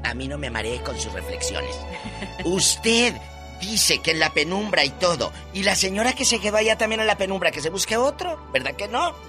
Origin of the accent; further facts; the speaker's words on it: Matamoros, Tamaulipas, Mexico; ahí en mi tierra, en Matamoros